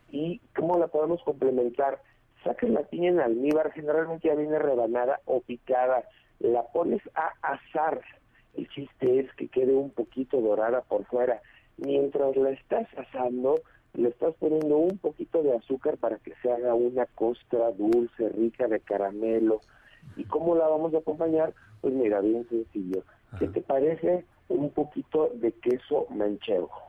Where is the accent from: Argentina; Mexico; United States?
Mexico; porque como buenos mexicanos que somos